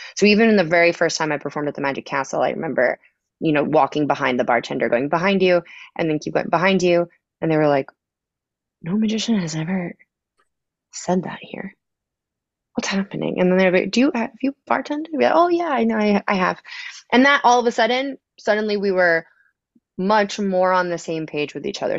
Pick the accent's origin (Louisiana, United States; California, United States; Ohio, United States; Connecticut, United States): Connecticut, United States; moved away as an adult; also born or lived in Boston / Las Vegas / Los Angeles; now in Chicago, United States; I grew up in Connecticut